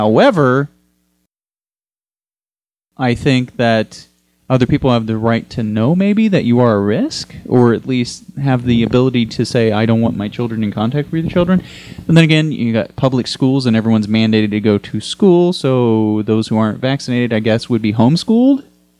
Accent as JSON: {"language": "English", "region": "Texas", "country": "United States", "said": "from my home state of Texas"}